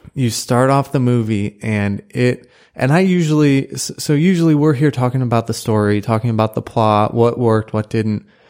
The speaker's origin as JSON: {"language": "English", "town": "St. Louis", "region": "Missouri", "country": "United States", "moved": "as an adult", "lives_now": "College Station, United States", "said": "I'm from Saint Louis and went to college up there"}